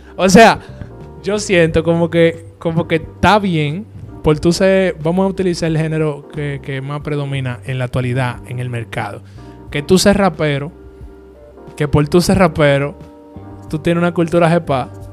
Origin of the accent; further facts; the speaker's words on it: Dominican Republic; Somos dominicanos.